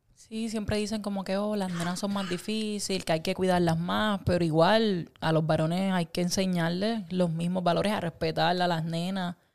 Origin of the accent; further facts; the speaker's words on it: Puerto Rico; creciendo en Puerto Rico